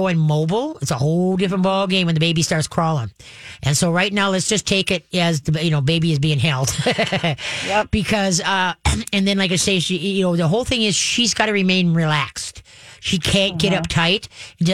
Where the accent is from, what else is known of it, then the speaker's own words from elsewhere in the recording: Roseville, Minnesota, United States; I grew up on Alameda